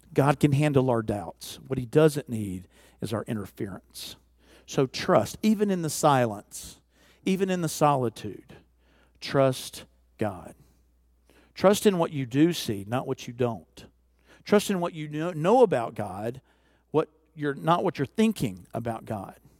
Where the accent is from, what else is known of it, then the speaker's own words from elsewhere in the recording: the South, United States; I'm from the South